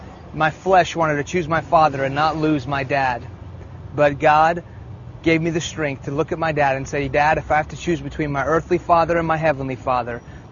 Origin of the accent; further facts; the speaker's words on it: Houston, Texas, United States; first language Persian; English is a second language; also born or lived in Iran; I was born here in Houston, Texas. When I was 2 years old, my family moved back to Iran, where my parents are from.